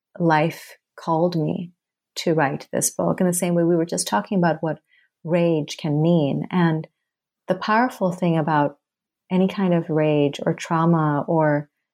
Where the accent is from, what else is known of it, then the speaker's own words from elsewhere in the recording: Thailand; moved away as an adult; also born or lived in Bangladesh; now in United States; Well, so I'm from Bangladesh and I was born there and I was raised in Thailand. And then I immigrated to the States when I was 18.